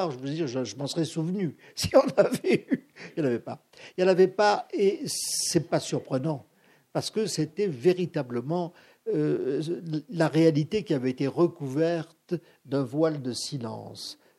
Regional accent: Algeria; parce que du cinéma, dans ma ville natale, il n'y en avait pas beaucoup.

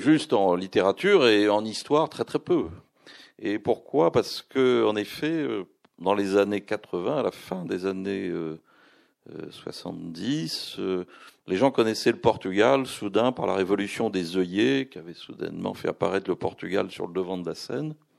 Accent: France; il me demande d'où je viens, je dis je suis français

